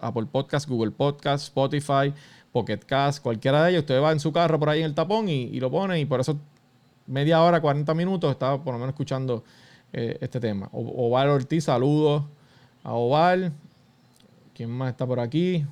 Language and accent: Spanish; Puerto Rico; Todos somos puertorriqueños